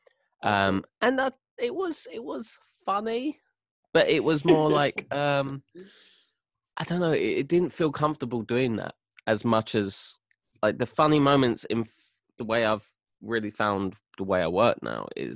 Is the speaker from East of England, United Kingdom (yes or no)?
no; London, United Kingdom; accent: apples and pears; I'm from London, if you haven't guessed my bloody apples and pears accent